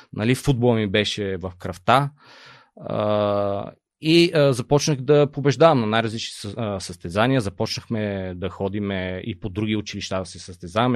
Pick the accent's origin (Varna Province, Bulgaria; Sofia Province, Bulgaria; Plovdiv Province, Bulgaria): Sofia Province, Bulgaria; Elin Pelin; also born or lived in Lesnovo; аз съм роден в Елин Пелин, живеем в село Лесно